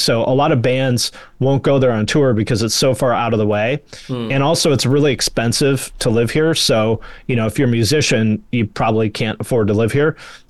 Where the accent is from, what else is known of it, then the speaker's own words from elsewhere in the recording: Seattle, Washington, United States; I'm from the Seattle area.